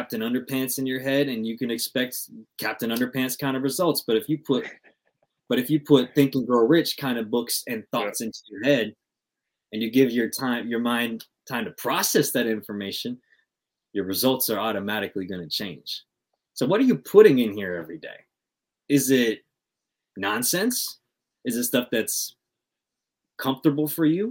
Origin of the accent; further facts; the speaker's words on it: Compton, California, United States; I'm from Compton out here